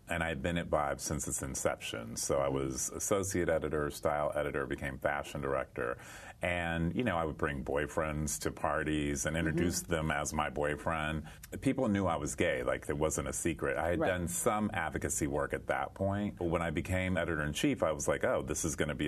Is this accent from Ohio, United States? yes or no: yes; Cincinnati, Ohio, United States; I grew up in Cincinnati, Ohio